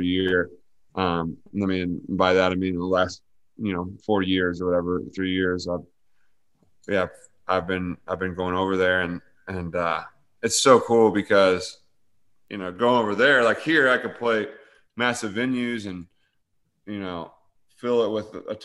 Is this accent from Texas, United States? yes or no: no; Paris, Illinois, United States; I'm from Paris, Illinois, this little tiny town.